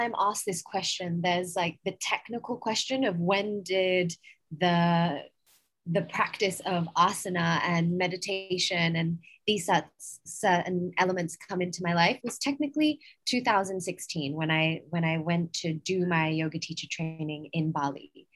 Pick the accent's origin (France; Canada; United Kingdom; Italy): United Kingdom; England; accent: English; also born or lived in United States / San Francisco / New York; now in Goa, India; From my accent, you can tell I'm English. However, I've also lived in America for most of my life.